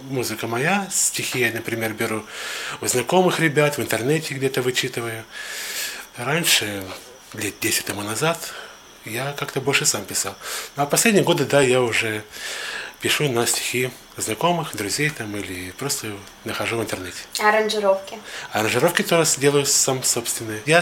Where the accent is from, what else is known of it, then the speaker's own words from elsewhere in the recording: Georgiyevsk, Stavropol Krai, Russia; я из Старопольского края, город Георгиевск.